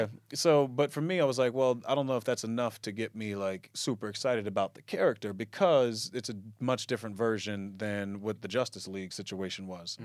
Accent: Lawnside, New Jersey, United States; also born or lived in Baltimore, Maryland / Camden, New Jersey; my family moved back to where they were originally from, Lawnside. And that's where I spent most of the years growing up

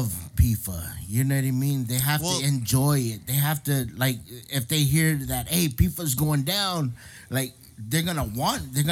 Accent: San Diego, California, United States; moved away; I was born and raised in San Diego

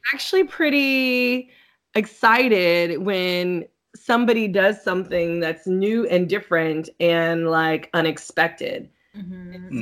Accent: California, United States; moved away as an adult; now in Atlanta, United States; I'm originally from California, so I used to go back and forth a lot

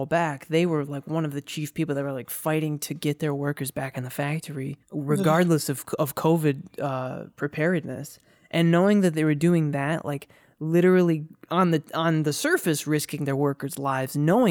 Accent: Flint, Michigan, United States; growing up in the Flint water crisis

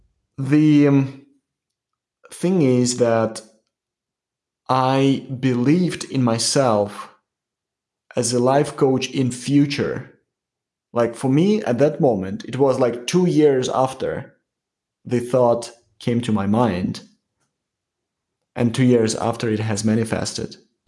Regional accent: New York, United States; Yeah, like I'm from New York.

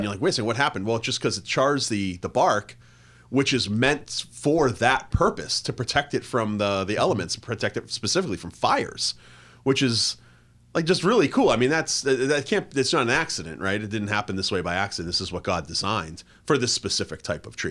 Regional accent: Plymouth, Massachusetts, United States; moved away; I grew up in the Northeast, right? So I grew up in Plymouth, Massachusetts

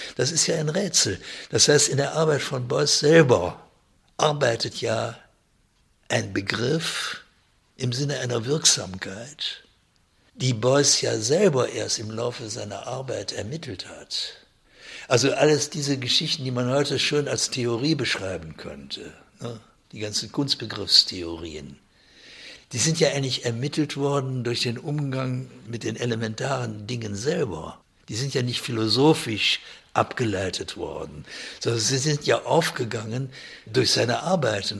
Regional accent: Germany; bei uns in Deutschland

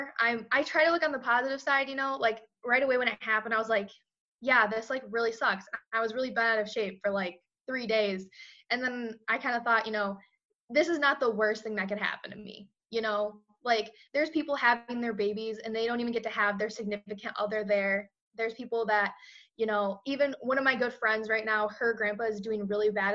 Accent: Hamilton, Michigan, United States; moved away; I'm from Hamilton, Michigan, graduated in 2016

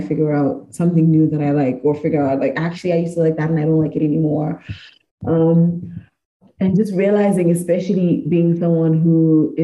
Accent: Zimbabwe; I grew up in Zim, I lived in Zim

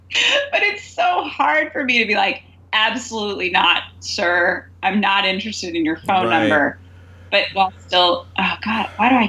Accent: the South, United States; We're both from the South.

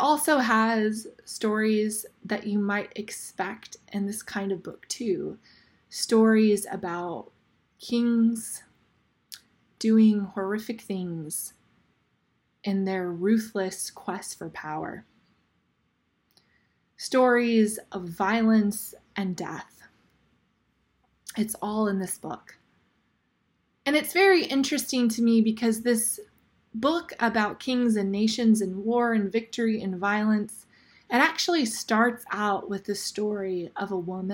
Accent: Fresno, California, United States; moved away as an adult; now in San Jose, United States; I am originally from Fresno. I actually graduated from Bullard High School

